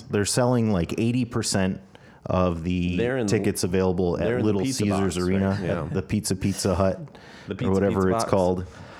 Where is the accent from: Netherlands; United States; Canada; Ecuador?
United States; Detroit, Michigan; It's my hometown team.